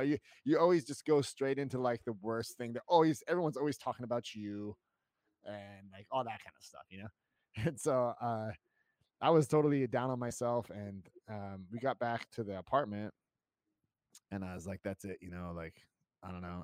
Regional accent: United States; moved away as an adult; now in Germany; I'm, I'm American

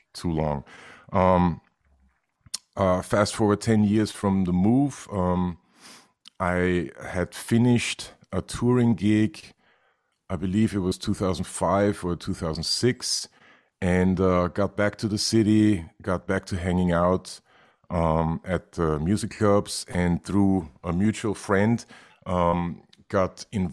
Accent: Vienna, Austria; moved away as an adult; now in New York, United States; I was born and raised in Vienna, Austria, in 1972.

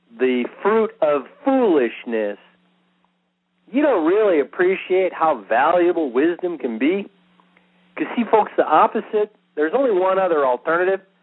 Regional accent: Israel; first language English; I'm Jewish. I'm an Israeli.

